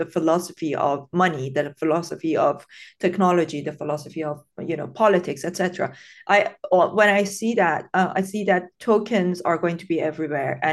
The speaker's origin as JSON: {"language": "English", "town": "Tehran", "region": "Tehran Province", "country": "Iran", "tie": "born or raised there", "second_language": "English", "said": "I grew up in Iran. I was born and brought up in Tehran during the Iran-Iraq war"}